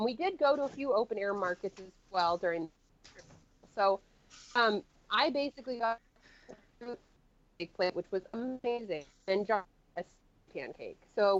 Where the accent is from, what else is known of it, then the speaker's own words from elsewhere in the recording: United States; because, again, I am big American. I take up a lot of space.